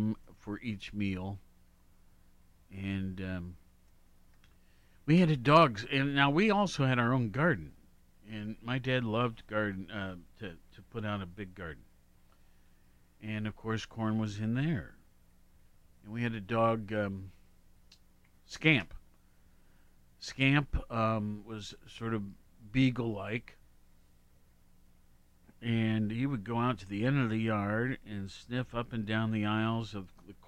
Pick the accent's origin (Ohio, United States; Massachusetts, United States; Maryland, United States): Ohio, United States; Worthington; my home growing up in Worthington.